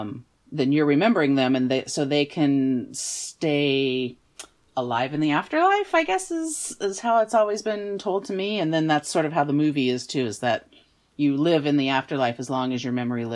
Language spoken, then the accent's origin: English; East Coast, United States; I was raised on the East Coast.